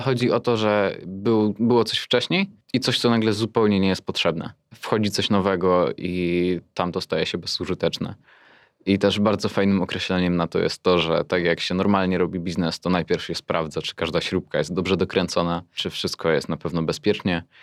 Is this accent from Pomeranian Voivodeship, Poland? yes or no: no; near Pszczyna, Silesian Voivodeship, Poland; Okolice Pszczyny. Tam też blisko jest Oświęcim w sumie.